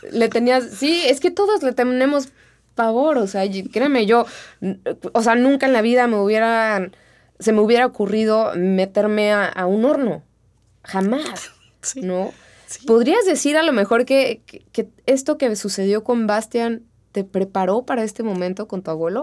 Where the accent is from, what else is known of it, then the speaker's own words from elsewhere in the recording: Mexico; así somos los mexicanos